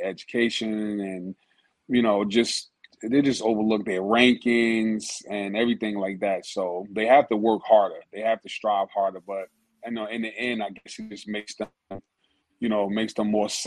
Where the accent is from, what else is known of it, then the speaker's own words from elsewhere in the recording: New Jersey, United States; we're from Jersey